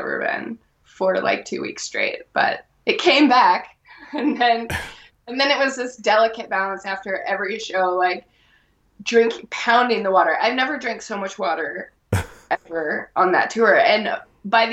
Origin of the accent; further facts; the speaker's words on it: Alaska, United States; my hometown